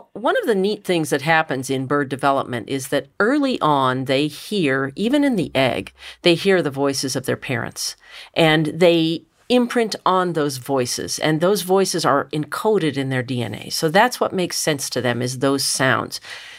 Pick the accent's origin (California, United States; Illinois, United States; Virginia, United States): Virginia, United States; Richmond; I grew up in Richmond, Virginia, and my next-door neighbor had 17 free-roaming cats.